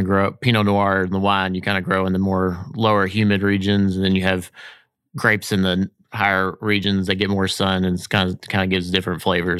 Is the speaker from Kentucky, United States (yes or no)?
yes; Bardstown, Kentucky, United States; because I'm from Bardstown, I will never drink scotch.